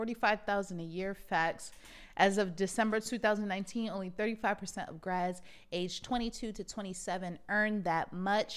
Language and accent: English; Montgomery County, Maryland, United States; also born or lived in Connecticut; I did grow up in Montgomery County.